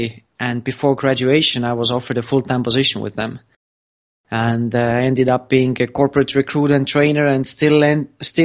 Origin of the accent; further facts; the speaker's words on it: Estonia; also born or lived in Florida; I'm from Estonia